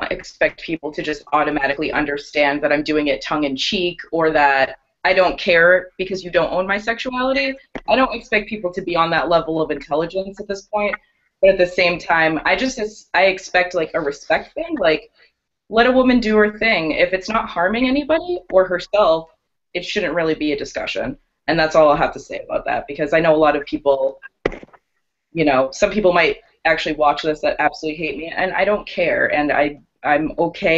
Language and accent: English; Boston, Massachusetts, United States; now in New York, United States; I'm from Boston originally